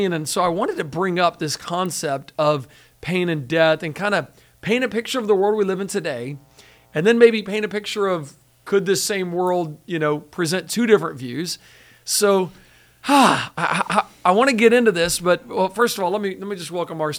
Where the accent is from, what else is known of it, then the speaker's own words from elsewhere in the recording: Pensacola, Florida, United States; I'm from Pensacola.